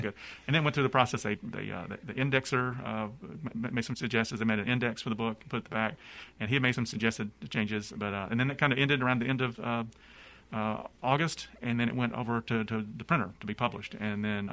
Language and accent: English; Gadsden, Alabama, United States; I grew up in Alabama, like you said. Went to high school in Gadsden, Alabama. I'm from native of Gadsden